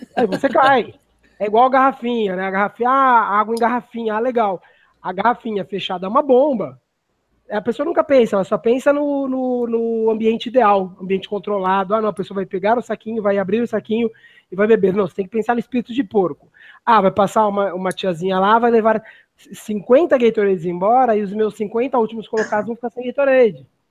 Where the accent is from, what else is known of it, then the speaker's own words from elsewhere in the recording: Brazil; somos brasileiros